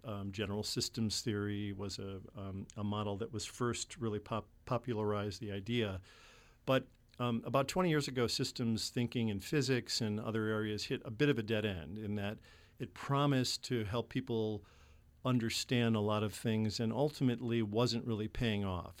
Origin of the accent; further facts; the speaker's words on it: Chicago, Illinois, United States; I was born in Chicago and grew up in the nineteen sixties in Chicago